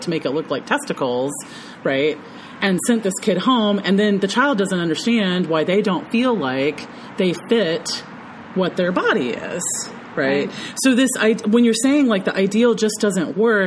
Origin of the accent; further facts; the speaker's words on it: the South, United States; also born or lived in Memphis, Tennessee; growing up in the South